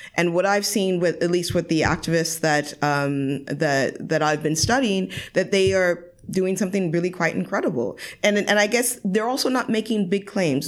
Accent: United States; moved away as an adult; now in Europe; I'm American myself

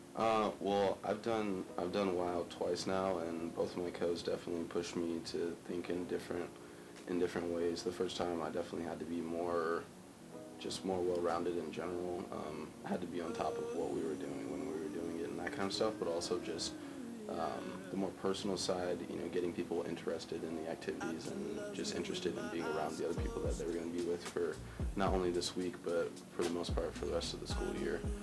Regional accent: Culver City, California, United States; moved away as an adult; now in San Luis Obispo, United States; I'm from Culver City, California, which is a medium medium-sized town in the Los Angeles area

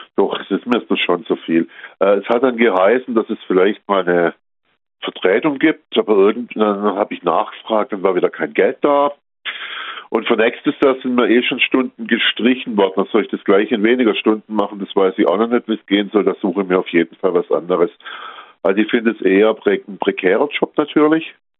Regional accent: Baden-Württemberg, Germany; Bei uns in Baden-Württemberg

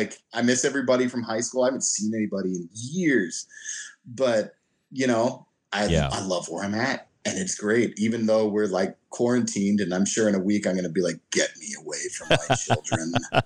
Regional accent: California, United States; I didn't know snowblowers were a thing growing up in California.

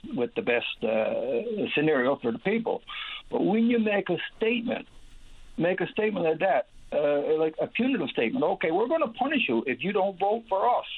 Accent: Newfoundland and Labrador, Canada; as a Newfoundlander and Labradorian

